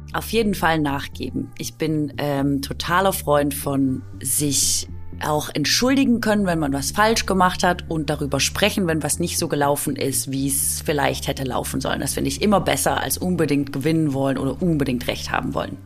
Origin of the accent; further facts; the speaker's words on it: Swabia, Baden-Württemberg, Germany; accent: Swabian; ich komme aus Schwaben. Kennt ihr Schwäbisch?